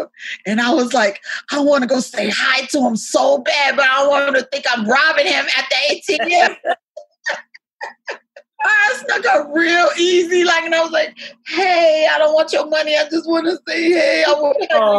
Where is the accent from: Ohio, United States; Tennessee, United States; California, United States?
California, United States; Altadena; now in Brooklyn, United States; I grew up in Altadena, California. And it was very, very free. We didn't lock our doors or nothing like that.